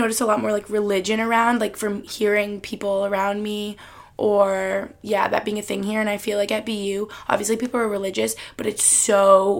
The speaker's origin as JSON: {"language": "English", "town": "New York City", "region": "New York", "country": "United States", "tie": "born or raised there", "lives_now": "Boston, United States", "said": "Like, like I said, growing up in New York City or, like, me being in Boston"}